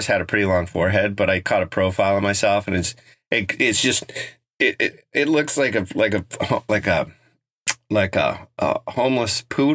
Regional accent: Front Range, Colorado, United States; growing up on the Front Range

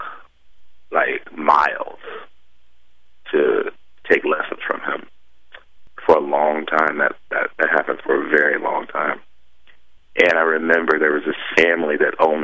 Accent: Virginia, United States; also born or lived in Chesapeake, Virginia; where I grew up in Virginia

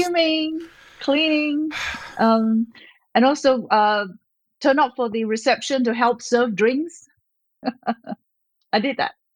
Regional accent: Malaysia; also born or lived in Australia; now in United States; I was born in Malaysia, a country near Singapore in Southeast Asia

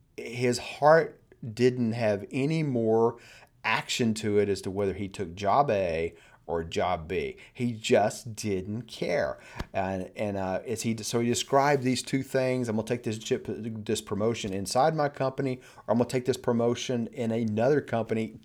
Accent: United States

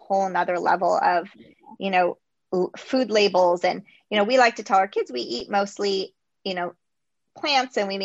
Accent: United States

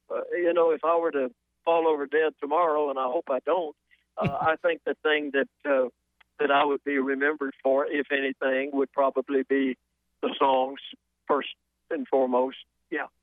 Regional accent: Atlanta, Georgia, United States; born or raised there; moved away; also born or lived in South Carolina

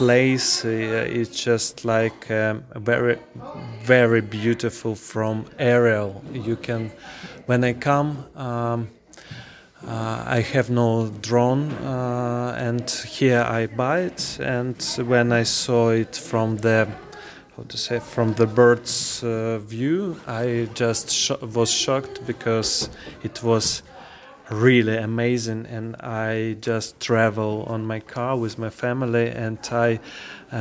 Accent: Kyiv, Ukraine; English is a second language; moved away as an adult; now in Ireland; I'm from Kyiv

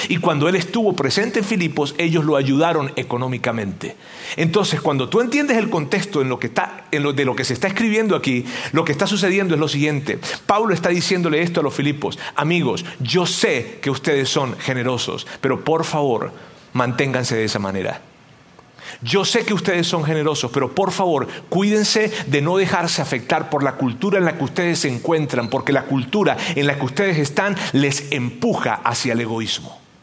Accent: Venezuela; moved away; mi tierra, en Venezuela

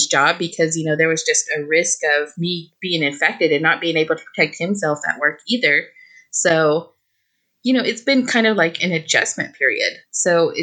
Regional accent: Oklahoma, United States; moved away as an adult; also born or lived in New Mexico; now in Los Angeles, United States; I was born and raised in Oklahoma.

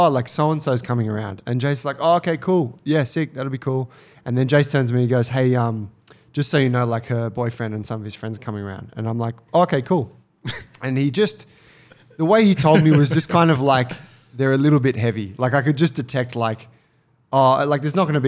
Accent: Australia; me being Australian

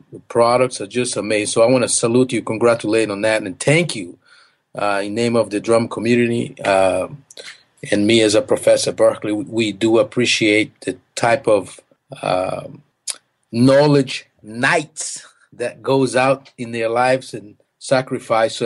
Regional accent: Recife, Pernambuco, Brazil; English is a second language; moved away; also born or lived in Boston / Mississippi; I was born in Brazil in a little city, not too little, it's actually a big city, Recife

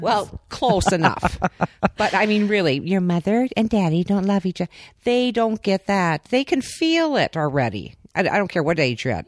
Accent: Minnesota, United States; we're from Minnesota

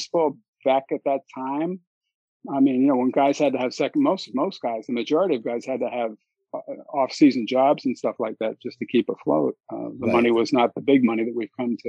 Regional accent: Philadelphia, Pennsylvania, United States; a kid growing up in Philadelphia

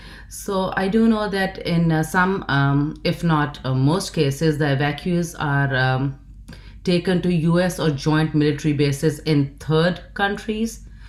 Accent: Pakistan; now in United States; I come from Pakistan.

